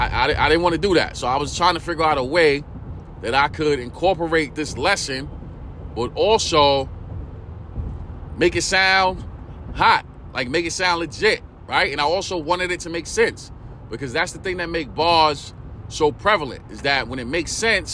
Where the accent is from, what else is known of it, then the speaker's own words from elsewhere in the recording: New York City, New York, United States; that's where I'm from, East New York, Brooklyn